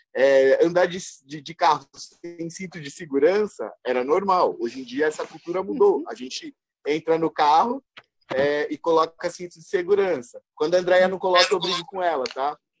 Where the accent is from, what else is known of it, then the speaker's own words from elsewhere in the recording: Brazil; somos brasileiros